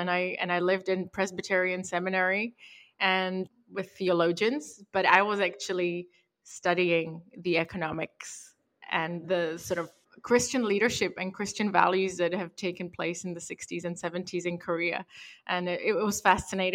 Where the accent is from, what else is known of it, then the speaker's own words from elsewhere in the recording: Prague, Czechia; also born or lived in Europe / United Kingdom; now in Santa Monica, United States; I was born and raised in Prague in the Czech Republic in the 90s